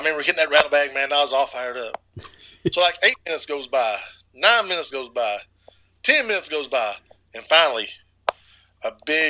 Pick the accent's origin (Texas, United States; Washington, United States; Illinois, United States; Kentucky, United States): Kentucky, United States; East; So, growing up in East Kentucky, I was always busy with sports and athletics.